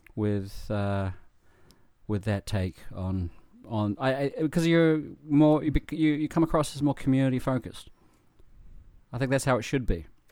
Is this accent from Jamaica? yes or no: no; New Zealand; now in Japan; I'm from New Zealand